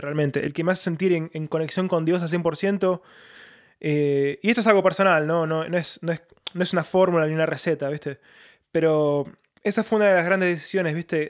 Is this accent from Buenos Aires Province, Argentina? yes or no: yes; Lanús, Buenos Aires Province, Argentina; moved away as an adult; now in London, United Kingdom; yo soy de Buenos Aires, eh, soy de Lanús, viví toda mi vida ahí. Eh, hasta los 22 años.